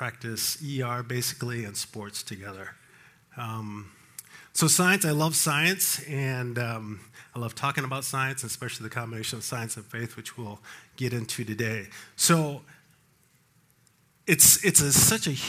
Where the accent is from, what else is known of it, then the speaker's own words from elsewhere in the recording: Colorado Springs, Colorado, United States; I grew up in Colorado Springs.